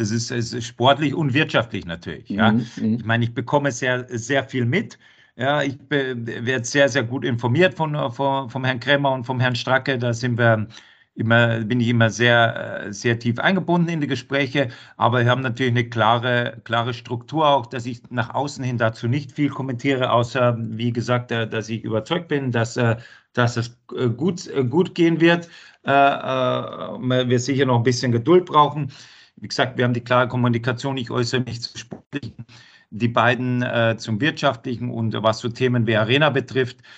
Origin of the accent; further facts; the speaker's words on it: Bavaria, Germany; also born or lived in Duisburg / Cologne / Krefeld; now in Frankfurt, Germany; Wo ich herkomme, in Bayern